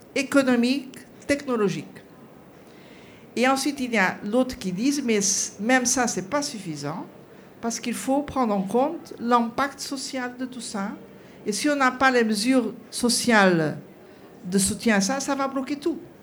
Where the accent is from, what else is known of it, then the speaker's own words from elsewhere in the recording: Portugal; je suis portugaise